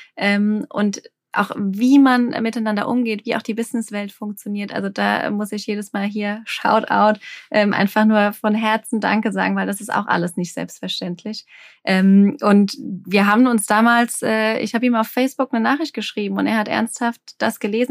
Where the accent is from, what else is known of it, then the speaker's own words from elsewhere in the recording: Alsheim, Rhineland-Palatinate, Germany; ich komme aus dem Anbaugebiet Rheinhessen, ähm, ich bin damit aufgewachsen, die Weinberge vor der Tür.